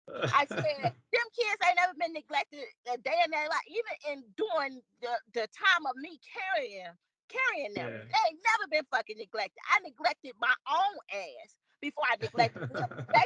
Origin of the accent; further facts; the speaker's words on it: Chicago, Illinois, United States; we're both from Chicago together.